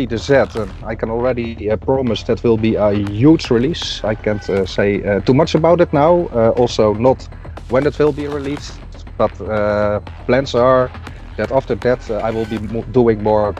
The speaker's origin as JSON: {"language": "English", "town": "IJsselstein", "region": "Utrecht", "country": "Netherlands", "said": "I'm from town called IJsselstein. It's close to Utrecht, in the center of the Netherlands"}